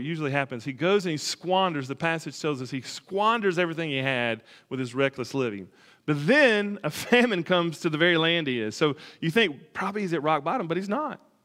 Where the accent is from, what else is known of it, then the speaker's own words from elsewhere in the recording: Alabama, United States; I grew up in Alabama